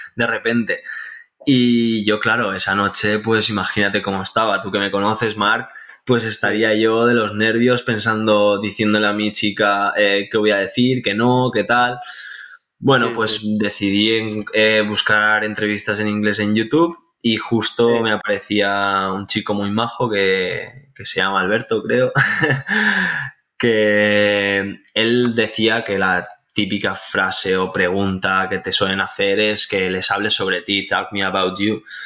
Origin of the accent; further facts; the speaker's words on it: Benicàssim, Valencian Community, Spain; now in Castellón de la Plana, Spain; actualmente vivo en Castellón de la Plana, es una ciudad muy bonita, pero yo soy de Benicassim